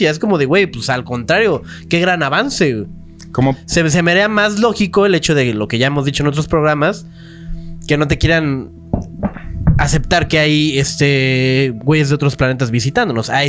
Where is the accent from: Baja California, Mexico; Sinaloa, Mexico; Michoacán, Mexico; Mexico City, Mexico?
Mexico City, Mexico; Yo aquí nací, en la Ciudad de México